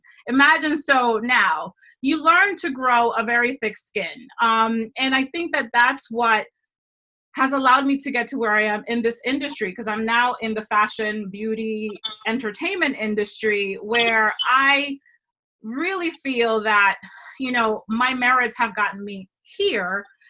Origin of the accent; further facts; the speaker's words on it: Dominican Republic; I'm from the Dominican Republic. Go learn your countries.